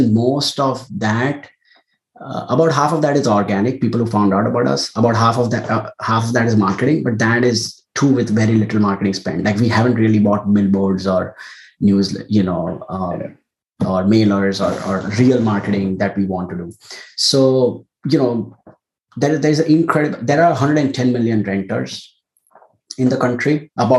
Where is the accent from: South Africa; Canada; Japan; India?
India; moved away as an adult; now in United States; I was born and raised in India and came to the US for grad school